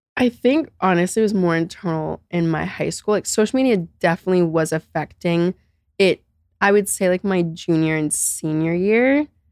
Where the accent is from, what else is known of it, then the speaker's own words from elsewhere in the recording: Naples, Florida, United States; I grew up in Naples, Florida